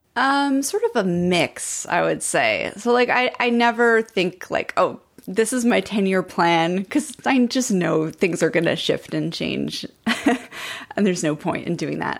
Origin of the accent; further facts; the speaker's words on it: Montreal, Quebec, Canada; moved away; I grew up in Montreal